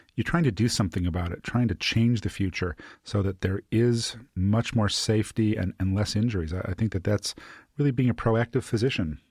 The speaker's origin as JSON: {"language": "English", "town": "Chicago", "region": "Illinois", "country": "United States", "said": "I'm from the Midwest, from Chicago"}